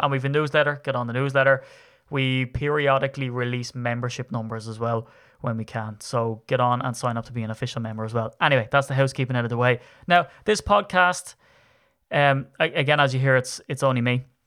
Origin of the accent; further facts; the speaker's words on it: Ireland; I'm Irish